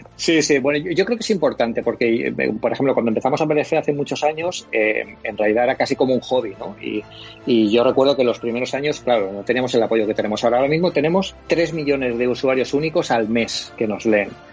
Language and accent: Spanish; Elche, Valencian Community, Spain; yo también soy aquí de Elche y bueno, aquí me siento un poco como en casa